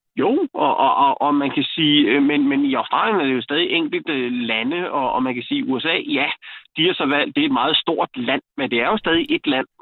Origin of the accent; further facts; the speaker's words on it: Denmark; jeg ser mig da klart som dansker